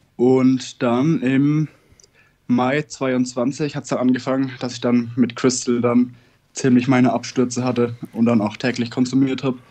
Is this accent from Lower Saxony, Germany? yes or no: no; Northern Bavaria, Germany; ich komme aus Bayern